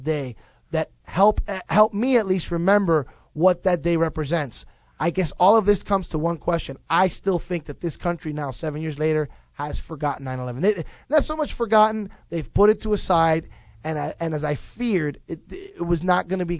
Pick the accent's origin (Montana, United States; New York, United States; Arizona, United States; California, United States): New York, United States; New York City; now in Florida, United States; I was born and raised in Brooklyn, New York